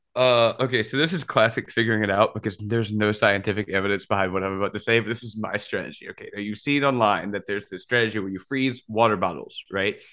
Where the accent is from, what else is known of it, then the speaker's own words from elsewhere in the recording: Louisiana, United States; I'm from Louisiana